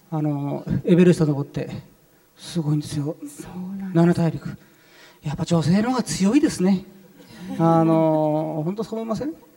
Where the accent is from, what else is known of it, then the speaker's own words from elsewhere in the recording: Japan; first language Arabic; Japanese is a second language; also born or lived in Saudi Arabia / Cairo, Egypt; サウジアラビアで4歳ぐらいまでいてで日本に帰ってきてで日本の幼稚園に入った